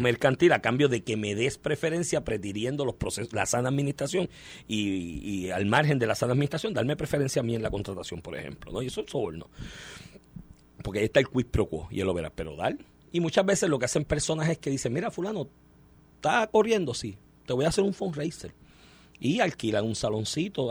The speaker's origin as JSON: {"language": "Spanish", "country": "Puerto Rico"}